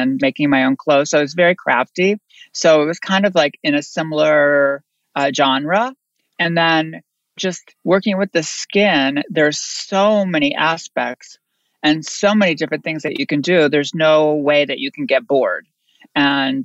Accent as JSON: {"language": "English", "town": "Bristol", "region": "Connecticut", "country": "United States", "tie": "born or raised there", "also_born_or_lived": "New York", "moved": "yes", "said": "I'm born in Connecticut, a very, very small town, Bristol, Connecticut"}